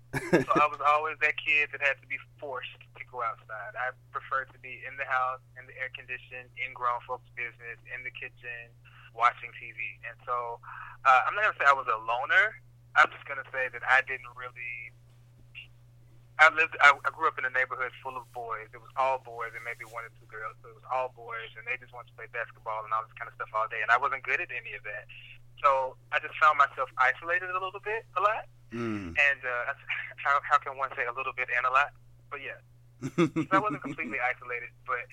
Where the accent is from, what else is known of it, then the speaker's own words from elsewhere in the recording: the South, United States; We're from the South. It's all together.